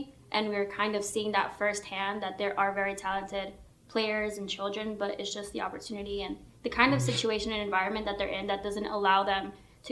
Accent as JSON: {"language": "English", "town": "New York City", "region": "New York", "country": "United States", "said": "I'm from the Bronx"}